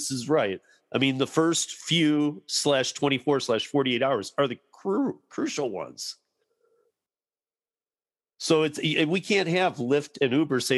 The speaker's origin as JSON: {"language": "English", "region": "Michigan", "country": "United States", "tie": "born or raised there", "moved": "yes", "lives_now": "Denver, United States", "said": "I grew up in Michigan"}